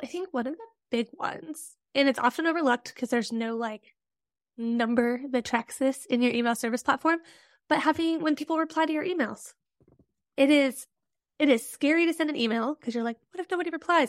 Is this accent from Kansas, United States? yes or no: no; Midwest, rural Nebraska, United States; I'm also a Midwesterner